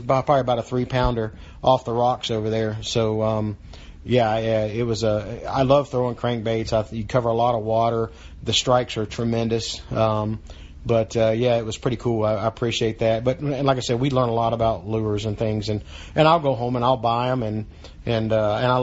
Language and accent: English; Daytona Beach, Florida, United States; my hometown, my home track, family there